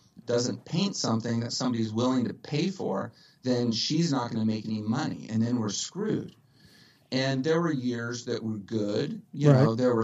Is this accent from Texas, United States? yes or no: yes; Dallas, Texas, United States; moved away as an adult; also born or lived in Los Angeles / Malibu; From Dallas originally. Born and raised in Dallas in 1975, which makes me 42 years old. I was in Dallas for about 18 years and then came out to LA for college